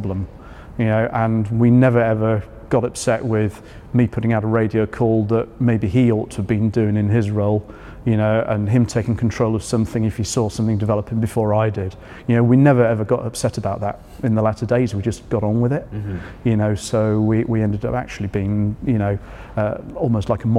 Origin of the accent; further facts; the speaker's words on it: Yorkshire and the Humber, United Kingdom; moved away; I grew up in North Yorkshire, though not that part of. Mm-hmm. I grew up on the coast